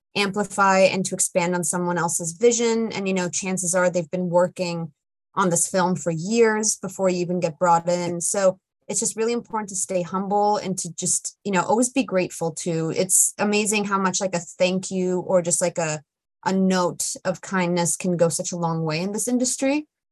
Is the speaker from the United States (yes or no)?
no; Italy; I grew up in Italy